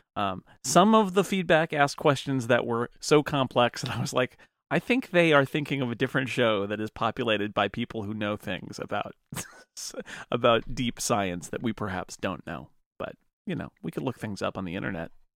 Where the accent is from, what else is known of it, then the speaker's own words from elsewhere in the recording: United States; I'm American